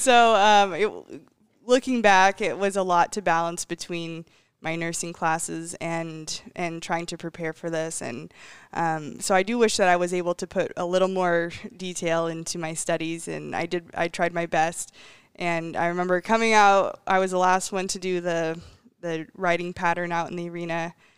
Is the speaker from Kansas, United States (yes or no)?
no; Ellensburg, Washington, United States; I believe I've been to every single Ellensburg rodeo since I've, uh, for the last twenty-three years